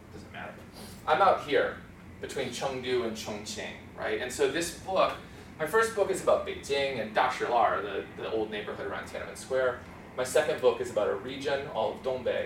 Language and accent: English; Minnesota, United States; moved away; I was raised in Minnesota on a dirt road with well water